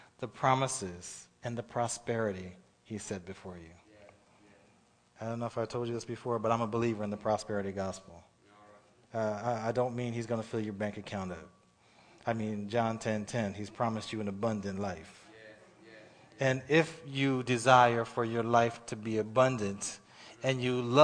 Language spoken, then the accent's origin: English; Pennsylvania, United States; moved away; I'm from Pennsylvania